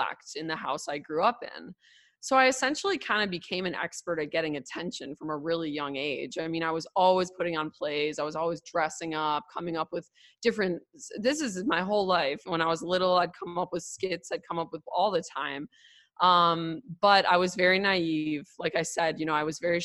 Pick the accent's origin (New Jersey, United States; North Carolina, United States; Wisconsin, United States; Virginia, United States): Wisconsin, United States; Milwaukee; I grew up in Milwaukee, but Milwaukee's very segregated.